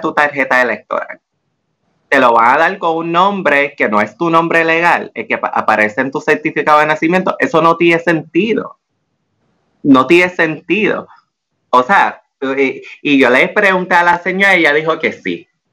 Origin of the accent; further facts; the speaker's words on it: Puerto Rico; also born or lived in Washington, D.C.; aquí en Puerto Rico